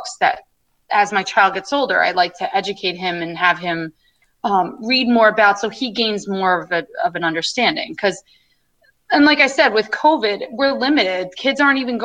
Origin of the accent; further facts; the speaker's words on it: Long Island, New York, United States; I'm coming from Long Island, you know, where I'm, like I said, my family's white and I'm from primarily a white community